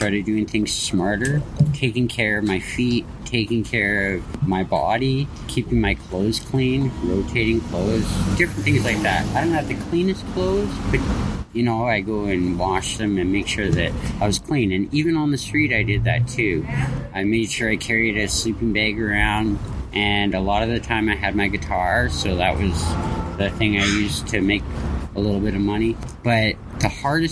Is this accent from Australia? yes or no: no; Kelowna, British Columbia, Canada; moved away as an adult; now in Vancouver, Canada; I'm from Kelowna, BC